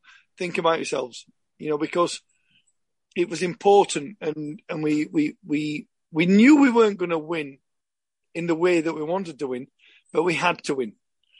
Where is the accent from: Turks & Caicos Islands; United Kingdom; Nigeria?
United Kingdom; Yorkshire and the Humber; obviously because I'm from Yorkshire, it was kind of an ideal thing to go from maybe 40 miles to train at Huddersfield.